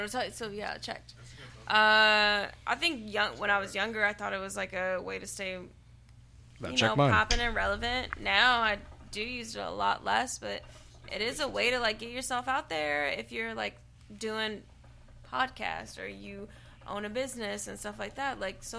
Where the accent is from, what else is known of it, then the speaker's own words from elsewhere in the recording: Shreveport, Louisiana, United States; I'm from Shreveport